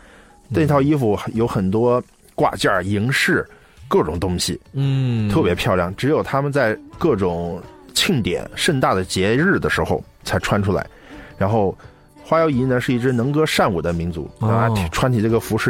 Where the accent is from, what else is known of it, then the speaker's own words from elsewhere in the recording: Shiping, Yunnan, China; 且它基本上全部集中于红河州的石屏县，就是我的老家。嗯，刚才说红河州我的老家，实际是石屏。